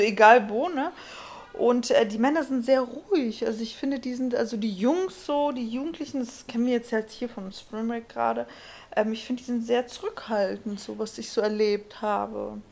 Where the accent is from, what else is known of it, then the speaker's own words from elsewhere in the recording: Germany; bei uns in Deutschland